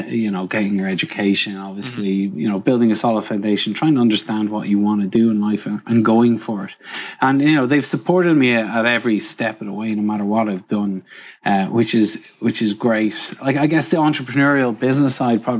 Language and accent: English; Trim, County Meath, Ireland; moved away; I'm from Ireland, across the water, and I grew up in a small town called Trim.